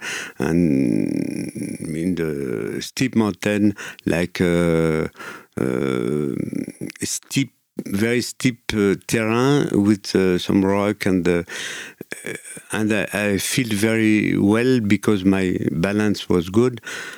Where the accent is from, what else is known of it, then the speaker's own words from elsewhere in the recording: Morzine, Auvergne-Rhône-Alpes, France; I am from Morzine-Avoria, near Chamonix